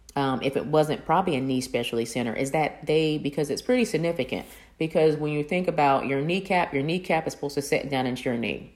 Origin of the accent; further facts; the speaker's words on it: Kokomo, Indiana, United States; moved away; my hometown of Kokomo